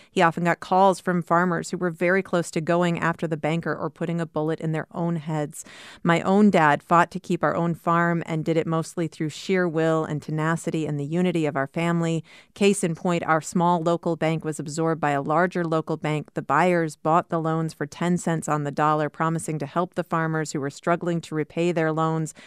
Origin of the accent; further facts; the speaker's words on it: Cedar Falls, Iowa, United States; I grew up in Cedar Falls